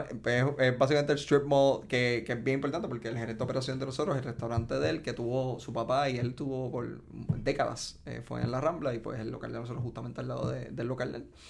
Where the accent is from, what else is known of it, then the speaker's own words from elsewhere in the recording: Ponce, Puerto Rico; soy de Ponce, tengo 33 años, me gradué del Colegio Ponceño.